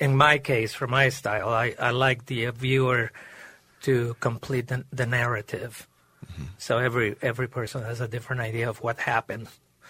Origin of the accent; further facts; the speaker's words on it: Maracaibo, Zulia, Venezuela; moved away; I was born and raised in Maracaibo, Lake Maracaibo in Venezuela.